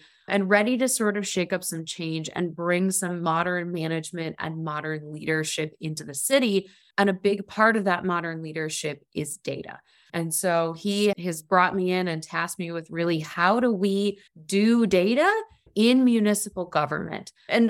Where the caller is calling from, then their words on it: Cleveland, Ohio, United States; So I am here from Cleveland, Ohio, and I am the Director of Urban Analytics and Innovation at the City of Cleveland.